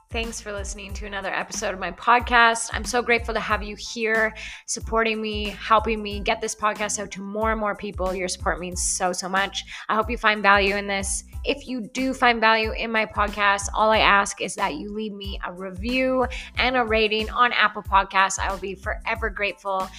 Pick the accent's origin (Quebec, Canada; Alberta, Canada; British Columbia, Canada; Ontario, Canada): Alberta, Canada; small town near Edson; moved away as an adult; now in Kelowna, Canada; initial town that I moved out of was like a thousand people, a thousand people. And then I moved to Edson against my parents' wishes